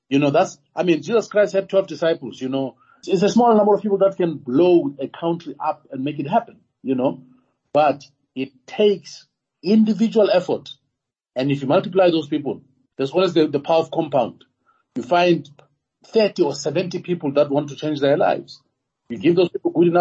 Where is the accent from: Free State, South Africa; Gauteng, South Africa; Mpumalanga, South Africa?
Gauteng, South Africa; Tembisa; I was born in Tembisa